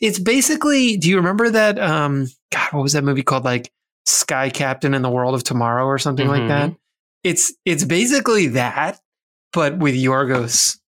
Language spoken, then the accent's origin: English; Philadelphia, Pennsylvania, United States; now in New York, United States; I'm from Philadelphia. I mean, I grew up in the Philadelphia suburbs.